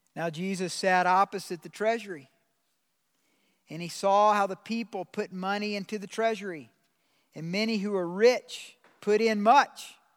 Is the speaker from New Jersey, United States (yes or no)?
no; Georgia, United States; moved away; I'm from the South. I'm from Georgia